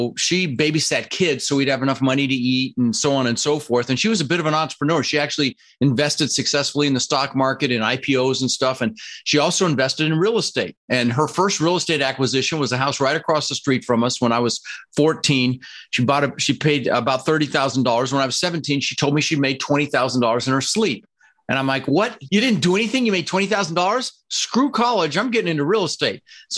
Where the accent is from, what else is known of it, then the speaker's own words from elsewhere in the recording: Denver, Colorado, United States; English is a second language; also born or lived in Netherlands; I immigrated to this country from the Netherlands, you know, wooden shoes, windmills, Holland. I was 6 years old with my brother Albert, my mother's Vantje, and we ended up in Denver, Colorado